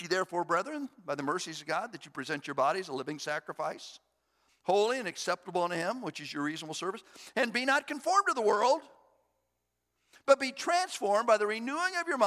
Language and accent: English; United States; I was born in the United States of America